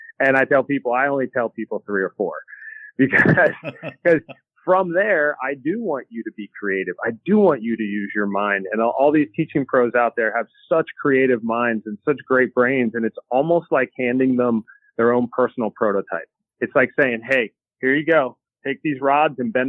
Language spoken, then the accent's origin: English; Hershey, Pennsylvania, United States; moved away as an adult; also born or lived in Myrtle Beach, South Carolina; now in Florida, United States; I grew up in the Hershey area of Pennsylvania